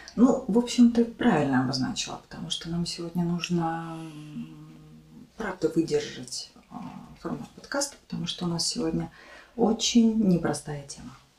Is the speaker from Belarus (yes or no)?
yes; Mogilev, Mogilev Region, Belarus; moved away as an adult; also born or lived in Minsk, Belarus; now in Ukraine; в моем родном городе Могилеве, но, тем не менее, это было в Беларуси